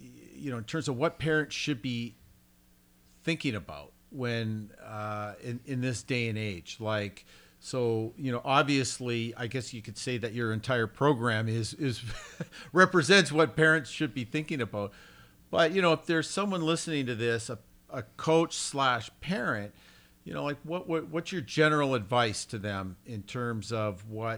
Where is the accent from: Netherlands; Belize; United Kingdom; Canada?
Canada; moved away; I come from Canada where school sports are basically dead